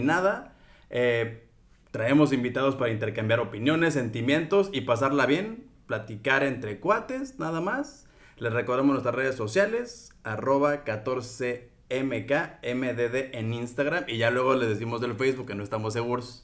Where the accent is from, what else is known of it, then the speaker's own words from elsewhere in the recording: Mexico; moved away as an adult; also born or lived in Qatar; now in Doha, Qatar; cocinero mexicano. Llevo aquí ocho años en Qatar